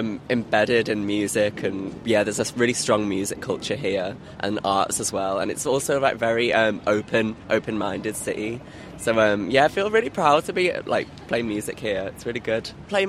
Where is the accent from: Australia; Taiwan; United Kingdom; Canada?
United Kingdom; the Wirral, North West England; But I'm from the Wirral originally, so not far.